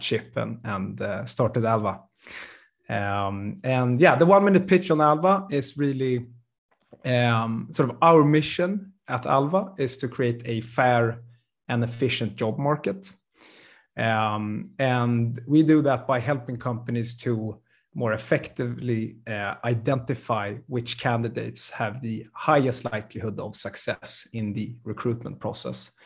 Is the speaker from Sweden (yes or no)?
yes; Sweden; born and raised in Sweden